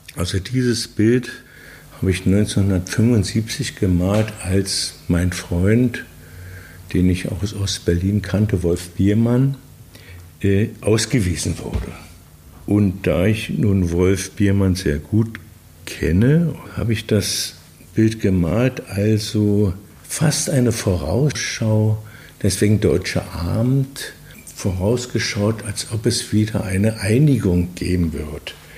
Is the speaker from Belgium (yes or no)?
yes; Belgium; moved away; also born or lived in West Berlin, Germany / East Berlin, Germany; als Außenstehender, als Belgier